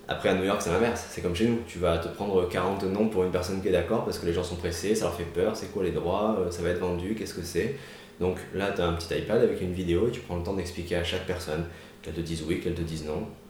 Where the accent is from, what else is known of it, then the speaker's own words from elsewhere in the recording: Marseille, Provence-Alpes-Côte d'Azur, France; je viens de Marseille suis né à l'hôpital Saint-Joseph